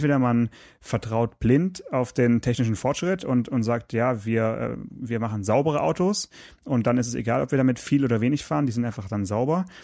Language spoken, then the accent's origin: German; Stuttgart, Baden-Württemberg, Germany; born there; Äh, ich bin natürlich gebürtiger Stuttgarter